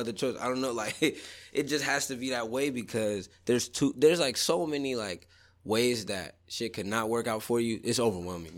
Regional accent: Sacramento, California, United States; when I was growing up in Southsac

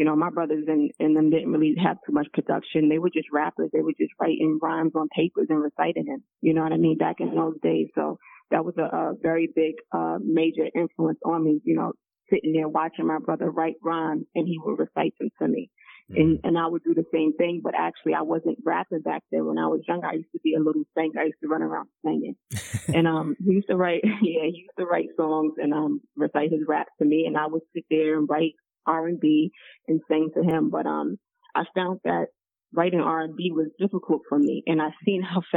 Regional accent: New Jersey, United States; I am from New Jersey

